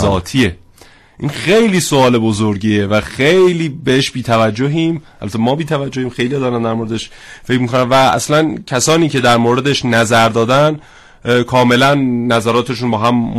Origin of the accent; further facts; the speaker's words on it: Iran; first language Persian; بتونم به زبان فارسی تکلم کنم و این زبان مادریم رو بتونم باهاش صحبت بکنم